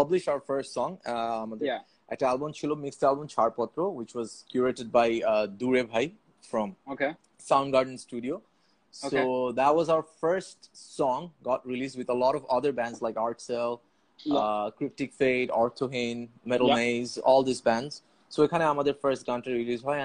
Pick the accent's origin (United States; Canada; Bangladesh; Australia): Bangladesh; Dhaka, Dhaka Division; I was born and raised in Puran Dhaka